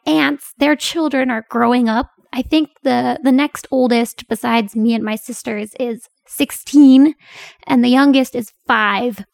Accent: Pennsylvania, United States; moved away as an adult; also born or lived in Korea; now in South Korea; Pennsylvania, my home state

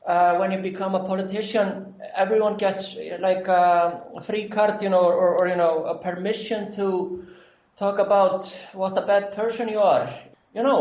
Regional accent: Iceland; also born or lived in Florida, United States; I'm born in the U.S., but I've lived my life in Iceland.

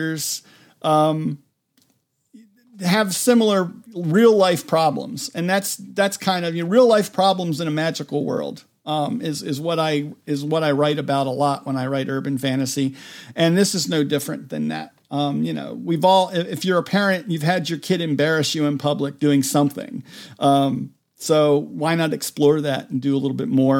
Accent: Maryland, United States; the county where I grew up in Maryland

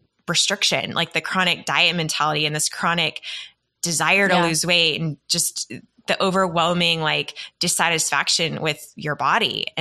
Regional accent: Texas, United States; I grew up in Texas in the South, where it is very image-centric.

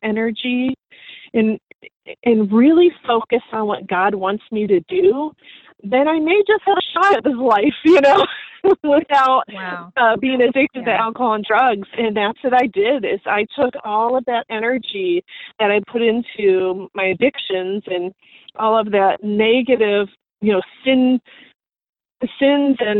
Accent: Ohio, United States; moved away as an adult; now in Clearwater, United States; I was born and raised in Ohio

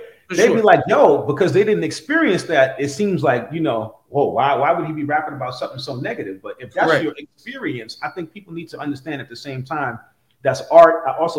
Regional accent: New York City, New York, United States; now in California, United States; I'm from Brooklyn in the 80s

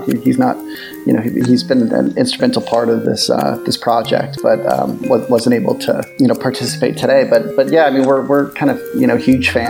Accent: Boston, Massachusetts, United States; now in Los Angeles, United States; I'm originally from Boston

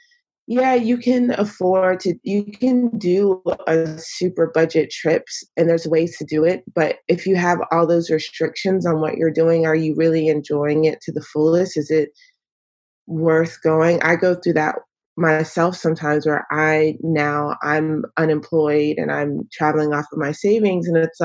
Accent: Northeast North Carolina, United States; moved away; I am dialing in from North Carolina. It's where I'm from. It's where I've moved back to recently

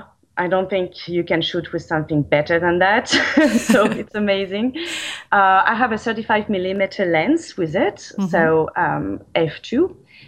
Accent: France; also born or lived in Chicago; now in London, United Kingdom; currently based in London. I spend a lot of time as well in Chicago, and I am from France

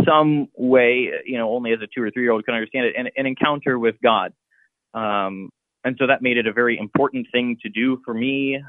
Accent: Columbus, Ohio, United States; I grew up in Columbus in the Clintonville neighborhood.

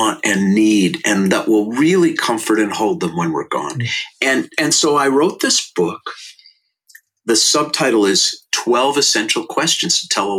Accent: St. Louis Park, Minnesota, United States; I was born in 1960 in St. Louis Park, Minnesota, and I went to Aquila Elementary School

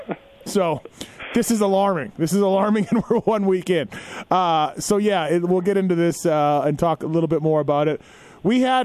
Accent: Manitoba, Canada; moved away; A gentleman I grew up with in Manitoba, Canada

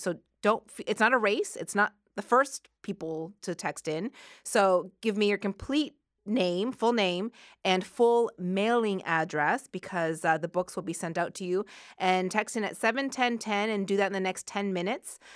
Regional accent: Halifax, Nova Scotia, Canada; growing up in Halifax, Nova Scotia in the eighties

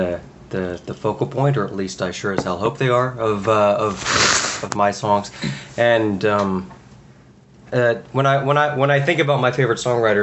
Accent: Cleveland, Tennessee, United States; now in Nashville, United States; I am from Cleveland, Tennessee, not Ohio, Cleveland, Tennessee, which is right outside Chattanooga

